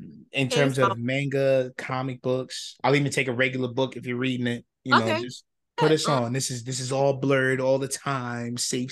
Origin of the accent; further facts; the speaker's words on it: New York City, New York, United States; We're from the Lower East Side of Manhattan.